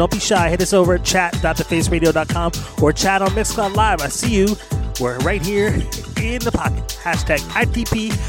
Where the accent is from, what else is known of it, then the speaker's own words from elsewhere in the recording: Philadelphia, Pennsylvania, United States; now in Santa Monica, United States; Philly in the house with Rock the Spot. I believe Rock the Spot's from Philly. That's my hometown.